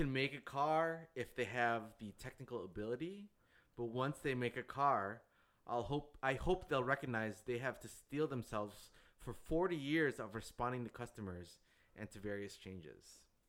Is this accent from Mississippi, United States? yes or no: no; Michigan, United States; I'll tell you right now, my home state probably wouldn't go for that. Michigan.